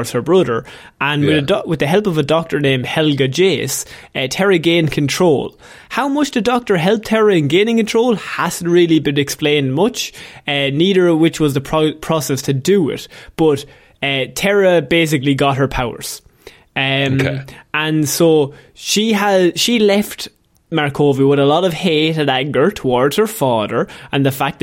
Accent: Ireland; We're Irish

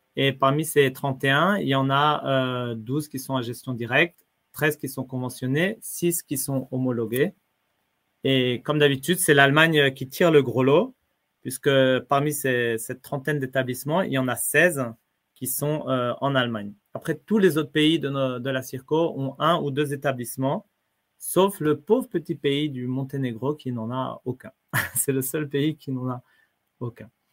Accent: France; moved away; en tant que Français, non, pour nous, c'est un principe, l'école gratuite, laïque, obligatoire. On apprend ça tout petit.

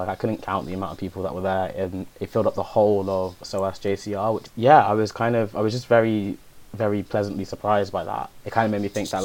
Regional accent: London, United Kingdom; I grew up in Hackney.

